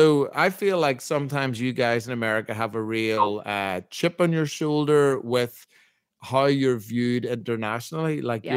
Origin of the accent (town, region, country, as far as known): Northern Ireland, United Kingdom; now in Nashville, United States